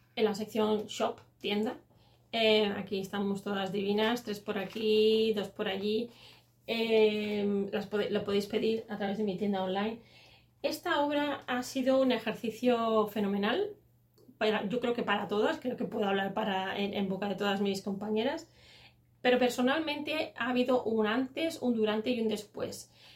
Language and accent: Spanish; Catalonia, Spain; como soy catalana